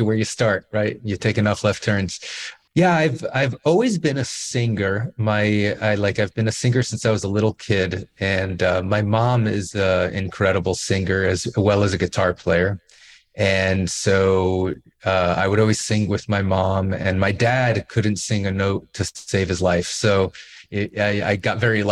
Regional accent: Miami Beach, Florida, United States; I grew up in Miami Beach

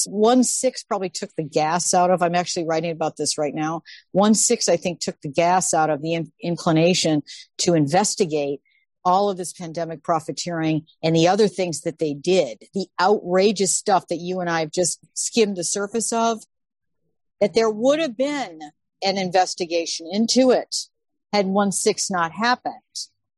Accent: Midwest, United States; I maybe because I'm a Midwesterner

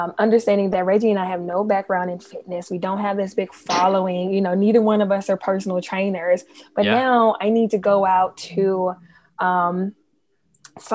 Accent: Memphis, Tennessee, United States; now in Washington, D.C., United States; I am from Memphis, Tennessee

